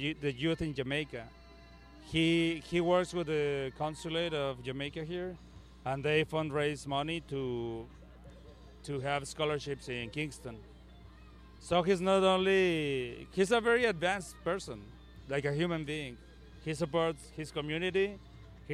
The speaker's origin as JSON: {"language": "English", "country": "Mexico", "moved": "yes", "lives_now": "Chicago, United States", "said": "I'm from Mexico"}